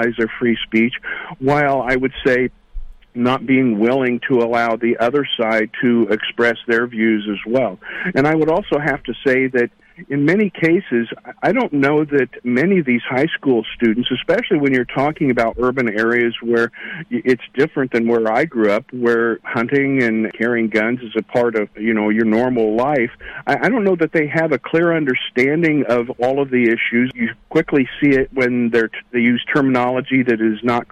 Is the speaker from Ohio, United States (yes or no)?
no; South Central Indiana, United States; I grew up here in the Midwest in South Central Indiana